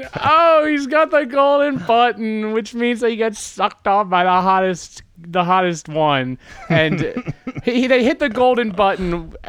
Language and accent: English; Media, Pennsylvania, United States; I'm from Media Pennsylvania.